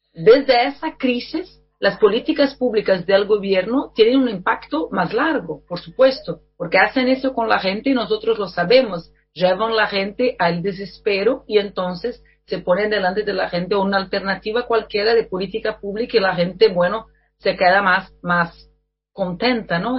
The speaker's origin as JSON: {"language": "Spanish", "country": "Brazil", "second_language": "Spanish", "said": "mi país"}